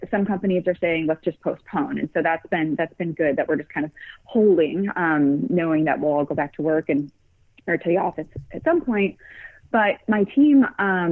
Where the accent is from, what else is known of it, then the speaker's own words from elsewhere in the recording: Midwest, United States; moved away as an adult; now in San Francisco, United States; We live in San Francisco, and what my husband and I love, we're from the Midwest